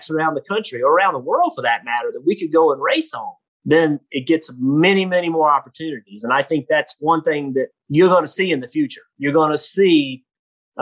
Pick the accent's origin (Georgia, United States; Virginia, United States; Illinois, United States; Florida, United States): Virginia, United States; South Boston; I'm from South Boston, Virginia